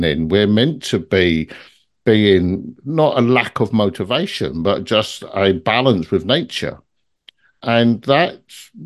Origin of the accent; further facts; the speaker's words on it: London, United Kingdom; moved away; I come from London originally